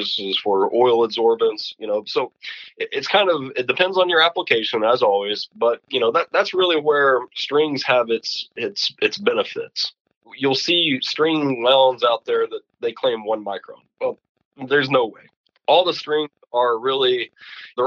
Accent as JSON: {"language": "English", "region": "Kentucky", "country": "United States", "tie": "born or raised there", "said": "where I grew up was in Kentucky next to the carbon plant for Calgon"}